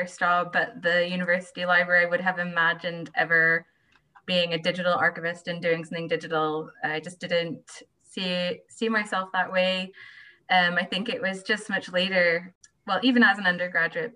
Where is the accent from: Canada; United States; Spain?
United States; Atlanta, Georgia; moved away as an adult; also born or lived in Edinburgh / Glasgow; now in Falkirk, United Kingdom; I'm originally from Atlanta, Georgia